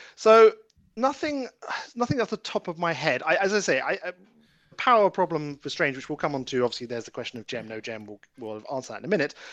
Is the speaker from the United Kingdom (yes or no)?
yes; United Kingdom; I'm British